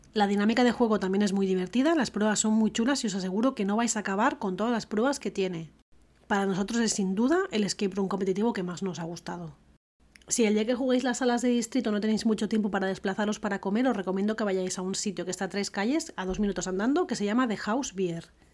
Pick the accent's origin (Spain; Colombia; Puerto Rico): Spain; Barcelona, Catalonia; Jordi y yo, que somos de Barcelona